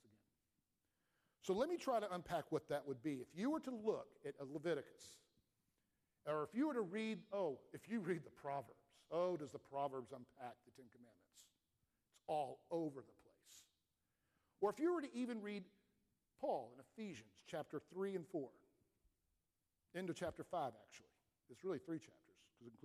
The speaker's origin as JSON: {"language": "English", "town": "Atlanta", "region": "Georgia", "country": "United States", "tie": "born or raised there", "said": "I grew up in Atlanta"}